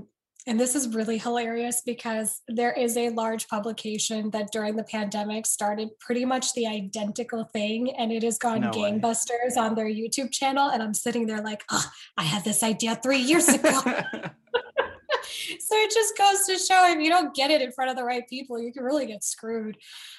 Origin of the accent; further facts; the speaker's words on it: United States; well, I grew up in America, so I don't understand what you guys want from me or what you're talking about.